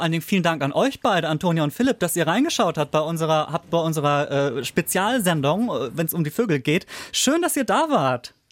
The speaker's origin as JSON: {"language": "German", "region": "Schleswig-Holstein", "country": "Germany", "said": "ich komme aus Schleswig-Holstein"}